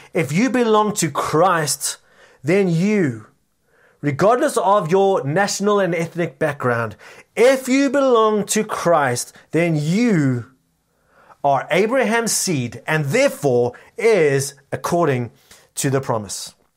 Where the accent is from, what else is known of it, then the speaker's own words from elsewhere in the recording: South Africa; our culturally rich nation